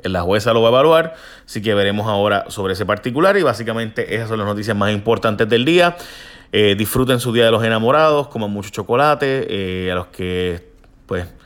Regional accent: Mayagüez, Puerto Rico; pero es que no tengo que ver con eso porque son las de San Juan, yo soy de Mayagüez y la de Ponce no tiene que ver con eso.

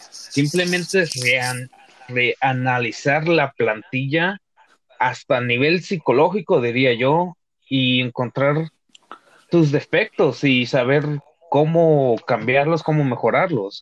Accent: Mexico; como mexicanos, pues hay que disfrutar

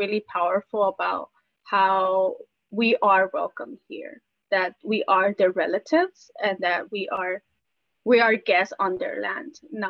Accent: Wisconsin, United States; the more I was growing up in Wisconsin, the I kind of started feeling lost.

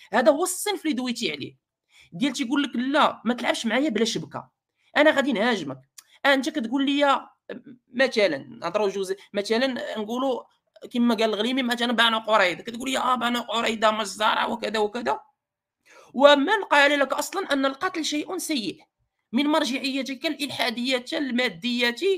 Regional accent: Morocco; كنا مغاربه

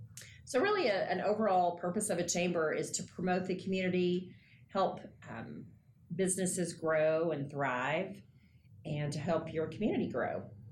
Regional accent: Odessa, Texas, United States; also born or lived in Eunice, New Mexico; So I am born and raised in Odessa, born here. Right after I was born, we moved to Eunice, New Mexico. I'm not far from here for about 7 or 8 years. I moved back here.

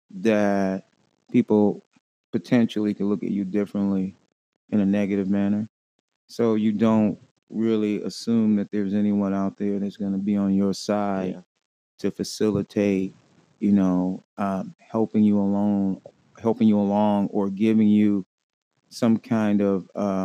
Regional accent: Watts, California, United States; Watts, California.

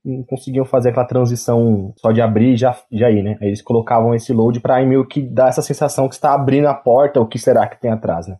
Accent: Brazil; eu sou brasileiro

